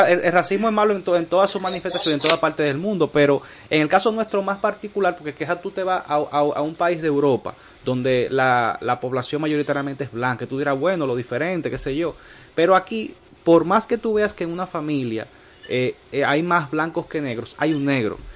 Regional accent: Dominican Republic; nosotros como dominicanos que somos mestizos

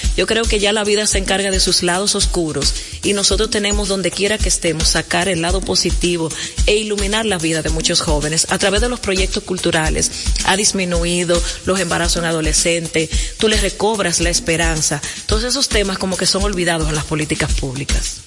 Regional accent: La Vega, Dominican Republic; now in Santo Domingo, Dominican Republic; aunque nací en La Vega, la verdad que soy capitaleña, de corazón, trabajo en Santo Domingo Norte

